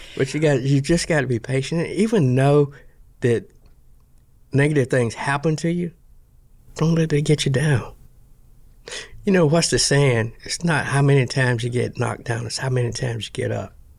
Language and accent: English; North Carolina, United States; moved away as an adult; now in Texas, United States; I'm from North Carolina